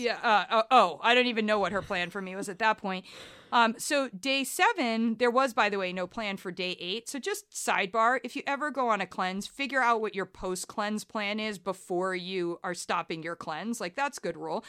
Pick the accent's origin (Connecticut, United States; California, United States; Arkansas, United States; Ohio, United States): Ohio, United States; Columbus; moved away as an adult; also born or lived in Ann Arbor, Michigan / Liverpool / New York; ended up relocating to Columbus, Ohio, which is really where I was raised.